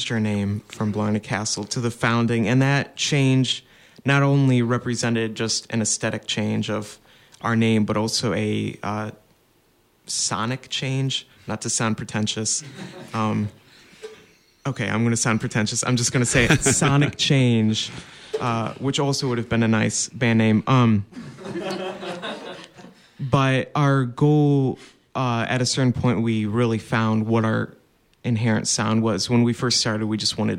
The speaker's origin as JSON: {"language": "English", "town": "Chelsea", "region": "Michigan", "country": "United States", "tie": "born or raised there", "said": "I grew up playing Irish and Scottish music in my hometown of Chelsea, Michigan"}